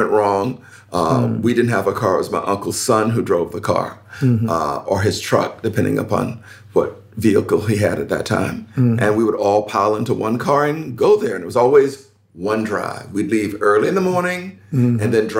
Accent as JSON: {"language": "English", "region": "Florida Panhandle", "country": "United States", "tie": "born or raised there", "said": "I grew up in a village in the Florida Panhandle. So I grew up in the Deep South during segregation."}